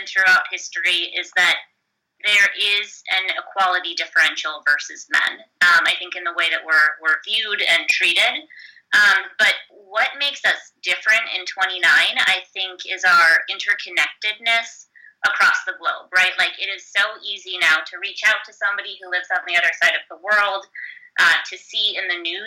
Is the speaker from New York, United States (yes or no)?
no; Chicago, Illinois, United States; moved away as an adult; now in Seattle, United States; I grew up in Chicago and, you know, lived and worked in the Midwest for almost 8 years before moving out to Seattle